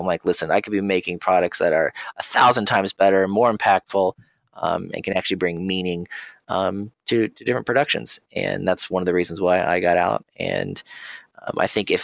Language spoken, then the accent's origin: English; Ohio, United States; I'm from Ohio